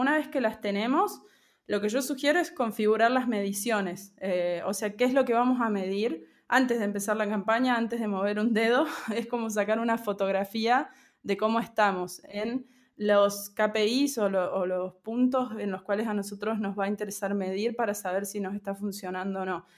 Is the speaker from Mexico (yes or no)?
no; Argentina; also born or lived in Córdoba / Buenos Aires; Soy de Argentina, eh, actualmente vivo en Córdoba, pero bueno, antes de la pandemia circulaba mucho por Buenos Aires también